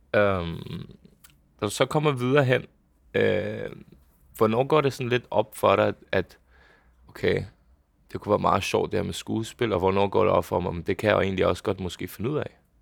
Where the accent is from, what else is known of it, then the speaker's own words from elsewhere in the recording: Bagsværd, Capital Region of Denmark, Denmark; hvor jeg er opvokset hen. Det var øh, ude i Bagsvær, et lille boligområde